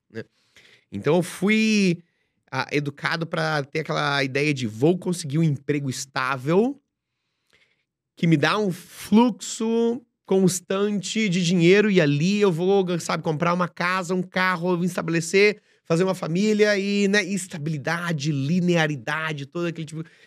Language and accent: Portuguese; Joinville, Santa Catarina, Brazil; moved away as an adult; Eu sou de Joinville, Santa Catarina, né, uma cidade industrial